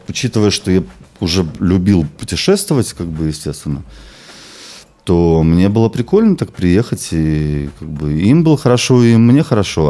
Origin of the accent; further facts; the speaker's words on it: Belarus; moved away as an adult; also born or lived in London; я родом из Беларуси